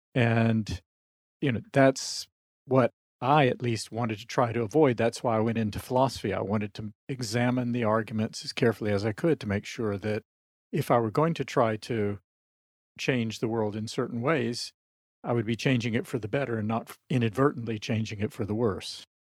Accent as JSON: {"language": "English", "region": "South Carolina", "country": "United States", "tie": "born or raised there", "moved": "yes", "said": "I'm from the American South, I'm still in touch with people I grew up with in South Carolina"}